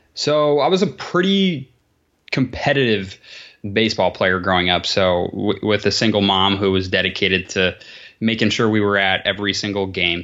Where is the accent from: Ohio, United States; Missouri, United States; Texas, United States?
Ohio, United States; Columbus; also born or lived in New Jersey; I am in Columbus, Ohio, A K A the sea bus